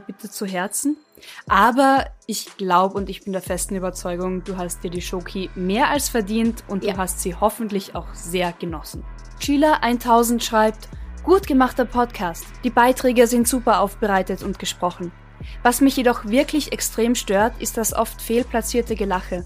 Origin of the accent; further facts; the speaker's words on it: Carinthia, Austria; moved away; also born or lived in Bavaria; ich in Kärnten aufgewachsen